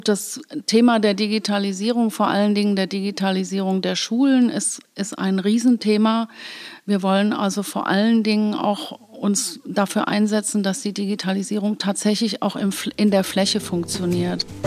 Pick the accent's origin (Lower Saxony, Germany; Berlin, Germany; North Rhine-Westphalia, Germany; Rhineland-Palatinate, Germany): Rhineland-Palatinate, Germany; Koblenz; also born or lived in Bad Nauheim, Hesse / Los Angeles, United States; Ich bin in Bad Nauheim geboren, im, in Hessen und meine Eltern sind hier ganz früh nach Koblenz gekommen. Da war ich gerade vier Monate alt.